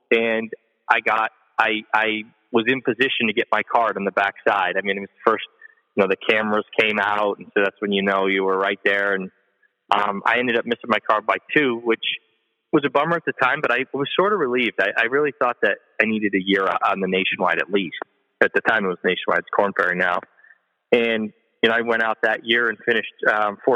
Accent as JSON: {"language": "English", "region": "New England", "country": "United States", "tie": "born or raised there", "said": "Yeah, I mean, I grew up in New England, and I was a I was a pretty good player."}